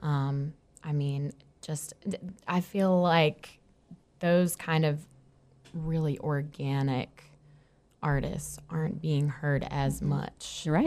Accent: South Hill, Virginia, United States; I'm from Southern Virginia, a small town called South Hill.

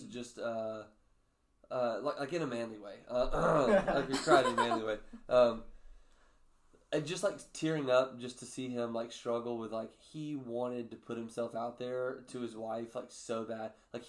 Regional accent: North Alabama, United States; now in Nashville, United States; where I grew up in Alabama.

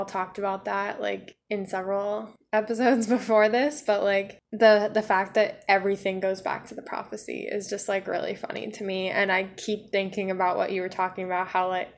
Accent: Oregon, United States; I'm from Oregon

